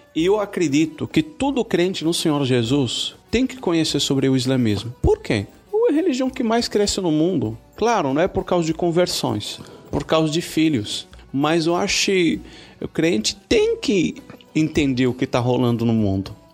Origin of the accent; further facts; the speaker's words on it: Morocco; Portuguese is a second language; moved away as an adult; now in Brazil; eu sou marroquino de origem